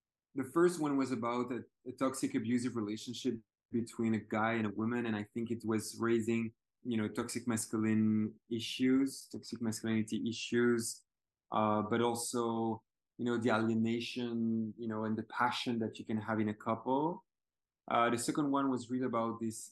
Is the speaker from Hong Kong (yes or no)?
no; Belgium; I'm from Belgium